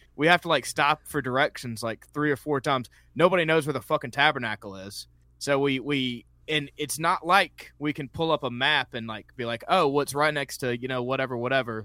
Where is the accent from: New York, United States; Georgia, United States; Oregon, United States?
Georgia, United States; Columbus; I'm originally from Columbus, Georgia